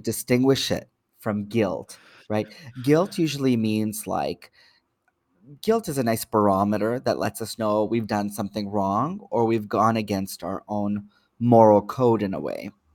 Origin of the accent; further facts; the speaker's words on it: Toronto, Ontario, Canada; I'm born and raised in Toronto